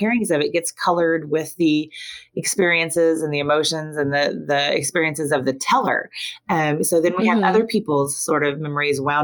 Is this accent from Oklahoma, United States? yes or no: yes; Oklahoma, United States; moved away; also born or lived in Arkansas; I grew up in Oklahoma